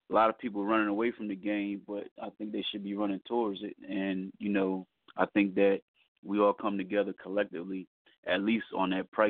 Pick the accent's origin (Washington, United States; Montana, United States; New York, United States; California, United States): New York, United States; and I know how it was when I first started, you know, growing up in New York.